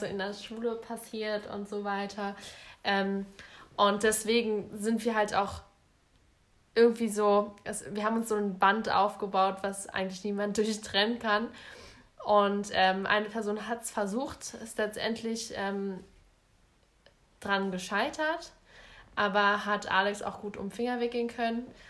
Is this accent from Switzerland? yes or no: no; Berlin, Germany; bei uns in Berlin